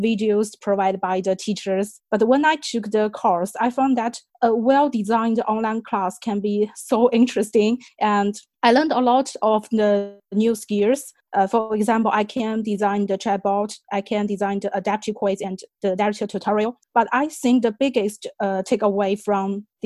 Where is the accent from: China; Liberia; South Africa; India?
China; English is a second language; moved away; I'm from China